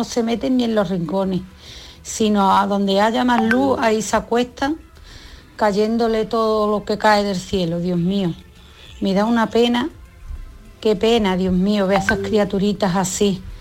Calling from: Seville, Andalusia, Spain; de Sevilla.

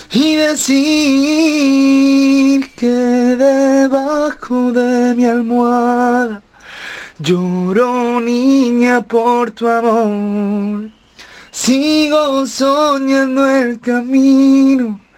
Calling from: Fuengirola, Andalusia, Spain; Soy … de Fungirola.

